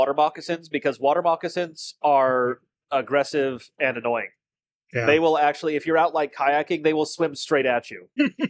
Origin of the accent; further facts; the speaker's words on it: Scotland, United Kingdom; I think that naturally means I'm allowed to own you. As a Scot.